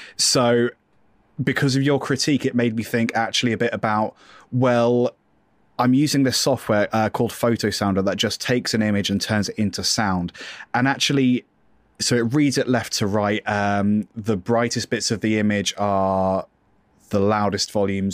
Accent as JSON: {"language": "English", "country": "United Kingdom", "said": "I am British"}